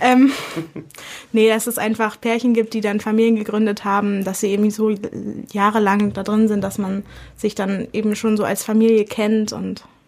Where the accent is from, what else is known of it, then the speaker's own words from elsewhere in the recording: Berlin, Germany; moved away as an adult; now in Dresden, Germany; Ich komme ursprünglich aus Berlin und bin zum Medizinstudium